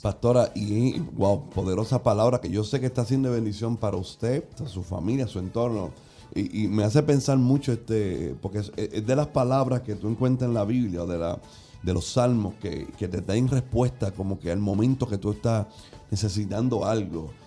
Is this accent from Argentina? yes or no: no; Puerto Rico; acostumbramos nosotros como, como puertorriqueños